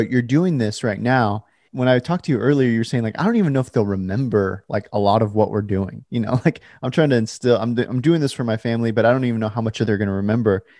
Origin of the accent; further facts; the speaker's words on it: California, United States; now in Portland, United States; I was born in California and I currently live in Portland